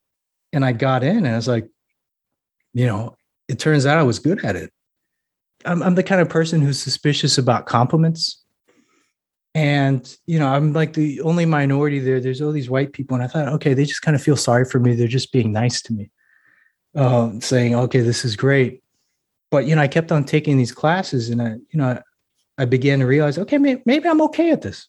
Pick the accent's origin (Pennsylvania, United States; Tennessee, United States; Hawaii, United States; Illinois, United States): Hawaii, United States; I was like, man, I could write about growing up in Hawaii. I could write about, growing up in the as a military brat.